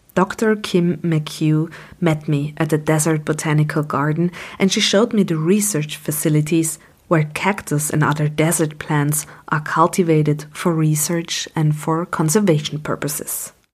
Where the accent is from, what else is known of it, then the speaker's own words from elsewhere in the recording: Vienna, Austria; I grew up near the Danube wetlands in Vienna